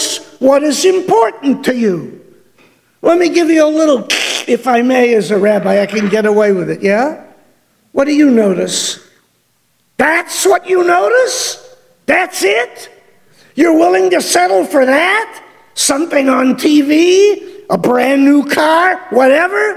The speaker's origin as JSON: {"language": "English", "town": "Detroit", "region": "Michigan", "country": "United States", "tie": "born or raised there", "said": "growing up in Detroit"}